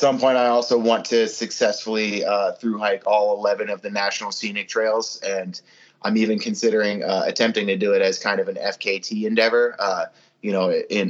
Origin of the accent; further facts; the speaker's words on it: Camden, New Jersey, United States; moved away as an adult; also born or lived in Austin, Texas; I am born and raised in New Jersey, Camden, New Jersey. And I lived for 5 years in Austin, Texas before hiking the AT.